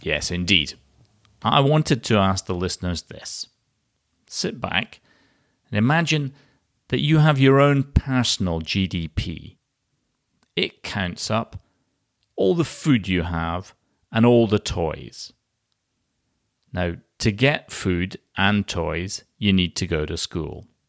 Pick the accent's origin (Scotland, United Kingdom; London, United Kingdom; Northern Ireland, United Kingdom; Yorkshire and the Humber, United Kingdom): Scotland, United Kingdom; my home country, from Scotland.